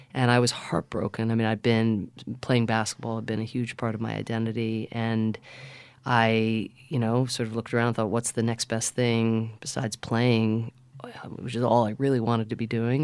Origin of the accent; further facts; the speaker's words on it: United States; also born or lived in Ireland; the place that I grew up in America